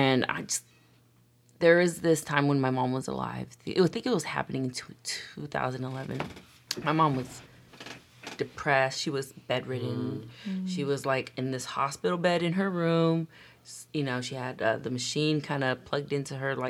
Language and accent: English; United States; Born and raised in America